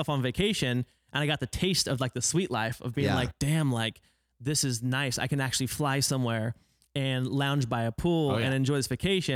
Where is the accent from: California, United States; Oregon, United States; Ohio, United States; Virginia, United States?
Oregon, United States; moved away as an adult; now in Los Angeles, United States; I'm from Oregon